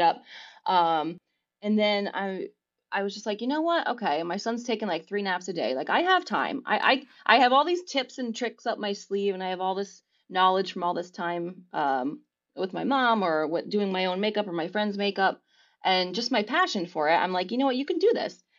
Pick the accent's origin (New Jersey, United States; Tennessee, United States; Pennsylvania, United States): Pennsylvania, United States; near Scranton, northeastern; also born or lived in London; I grew up in northeastern Pennsylvania. I still Okay. live here.